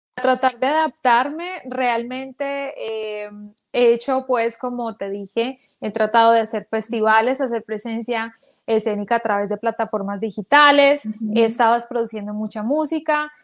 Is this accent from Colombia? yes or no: yes; Manizales, Caldas, Colombia; moved away; yo nací en Manizales Caldas